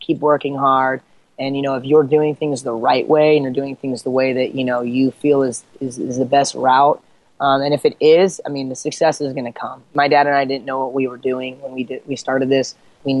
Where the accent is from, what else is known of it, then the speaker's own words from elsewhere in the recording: Eastern Washington, United States; also born or lived in Seattle / Southern California; I grew up over in Eastern Washington hunting and fishing and that sort of thing